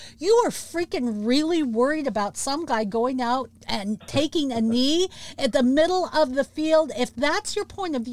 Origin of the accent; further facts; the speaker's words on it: Washington, United States; my home state. Over there in Bremerton, Washington